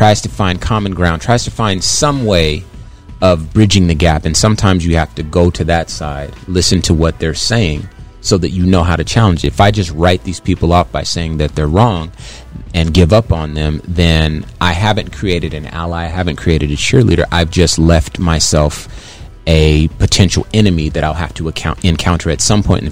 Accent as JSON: {"language": "English", "town": "Compton", "region": "California", "country": "United States", "tie": "born or raised there", "said": "I grew up in California, lived my life"}